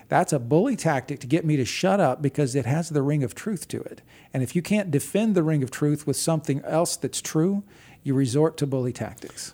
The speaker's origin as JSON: {"language": "English", "region": "Texas", "country": "United States", "tie": "born or raised there", "said": "I grew up in Texas."}